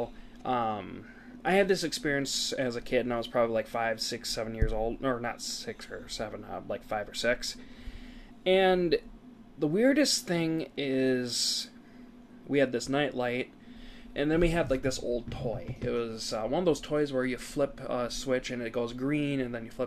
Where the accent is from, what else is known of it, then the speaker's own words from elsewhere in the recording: Wisconsin, United States; We're from Wisconsin